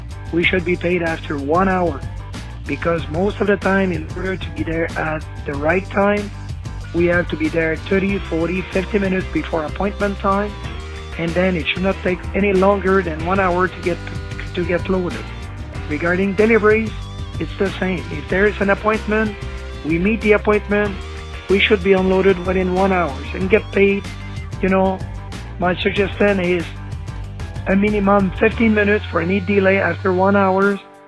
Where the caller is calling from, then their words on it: Montreal, Quebec, Canada; I'm calling from Montreal, Canada.